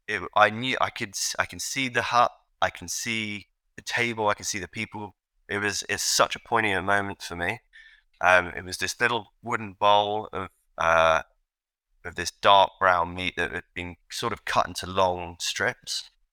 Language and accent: English; London, United Kingdom; I grew up in London, England